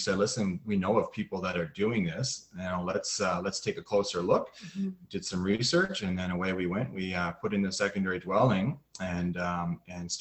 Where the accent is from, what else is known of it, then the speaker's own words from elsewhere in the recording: just outside of Halifax, Nova Scotia, Canada; now in Ottawa, Canada; I'm from just outside of Halifax, Nova Scotia